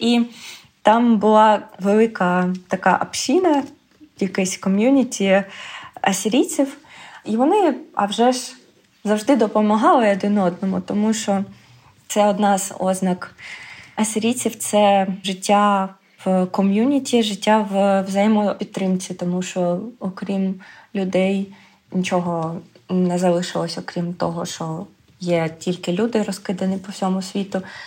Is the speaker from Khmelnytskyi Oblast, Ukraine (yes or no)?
no; Pokrovsk, Donetsk Oblast, Ukraine; moved away as an adult; also born or lived in Kharkiv, Ukraine; now in Graz, Austria; я народилася в Україні. В е, Донецькій області